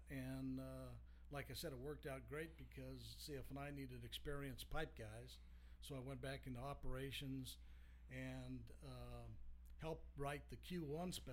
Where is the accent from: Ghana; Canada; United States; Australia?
United States; Colorado; moved away; Colorado originally, and and we still have a lot of family on both sides back there.